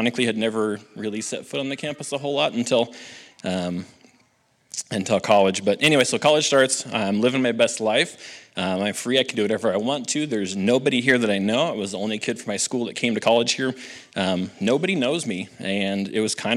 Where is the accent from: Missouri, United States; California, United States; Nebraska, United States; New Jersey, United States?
Nebraska, United States; Halsey; I grew up in Halsey, Nebraska